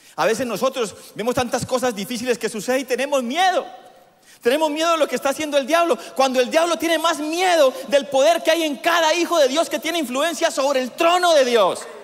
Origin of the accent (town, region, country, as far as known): Colombia